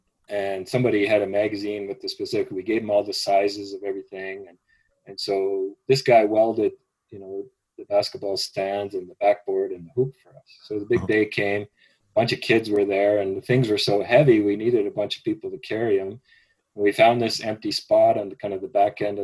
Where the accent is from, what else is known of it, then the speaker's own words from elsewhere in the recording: Edmonton, Alberta, Canada; also born or lived in Calgary / Kenya / Blood Reserve, Alberta; Edmonton was my home, I had been for 24 years before we moved to Calgary